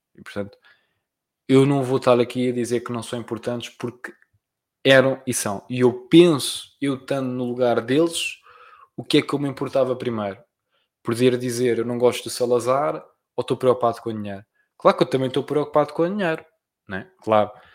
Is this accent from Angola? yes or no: no; Portugal; eu sou português, né? pronto. mas e, e que pronto, e que nasci em Portugal